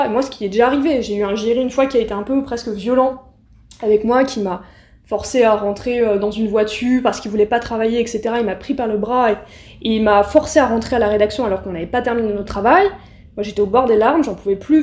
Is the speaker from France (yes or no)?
yes; Aulnay-sous-Bois, Île-de-France, France; je viens d'Aulnay-sous-Bois, du coup, euh, du 93, donc une des fameuses villes